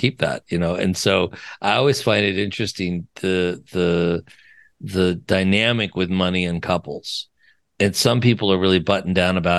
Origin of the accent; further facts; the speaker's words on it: Wyoming, United States; Oh, I'm from Wyoming, for God's sake.